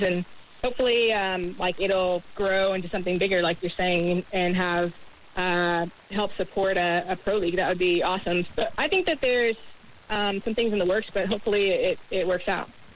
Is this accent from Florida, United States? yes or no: yes; Jacksonville, Florida, United States; growing up in Jacksonville